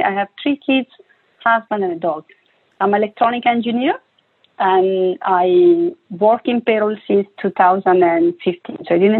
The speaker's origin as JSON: {"language": "English", "country": "Italy", "second_language": "English", "lives_now": "Barcelona, Spain", "said": "Well, right now I am based in Barcelona, sunny Barcelona, I would say. I'm from Italy, as you can, you know, already spot from my accent."}